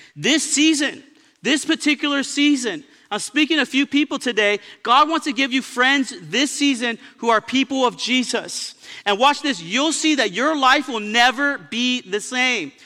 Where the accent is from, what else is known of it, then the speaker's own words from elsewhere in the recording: Baldwin Park, California, United States; also born or lived in Pomona; I was raised in Baldwin Park in Pomona